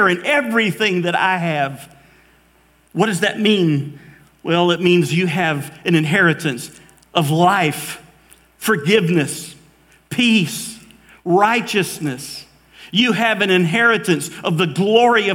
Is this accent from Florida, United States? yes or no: no; Valdosta, Georgia, United States; also born or lived in Mobile, Alabama; I grew up in Valdosta, Georgia. I was born in Mobile, Alabama, but really Valdosta, Georgia was home